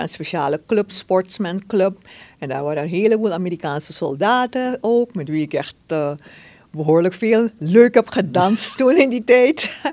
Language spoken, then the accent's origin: Dutch; Suriname; zijn we Surinamers